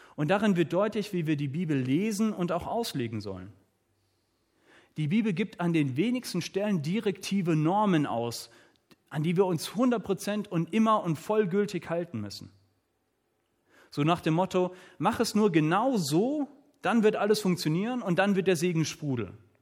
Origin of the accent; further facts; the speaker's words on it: Southern Germany, Germany; Ich komme hier aus dem Süden von Deutschland.